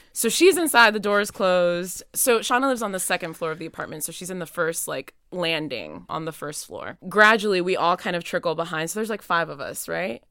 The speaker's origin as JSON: {"language": "English", "town": "Miami", "region": "Florida", "country": "United States", "also_born_or_lived": "Nashville, Tennessee", "moved": "as an adult", "lives_now": "Williamstown, United States", "said": "I'm originally from Miami, Florida, but I'm coming to Williamstown by way of Nashville, Tennessee"}